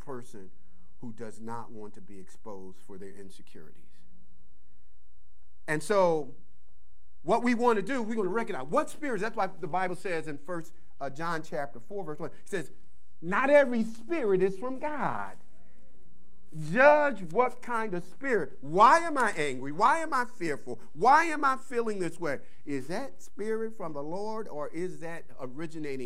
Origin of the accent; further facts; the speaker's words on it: Philadelphia, Pennsylvania, United States; moved away; I'm from Philly.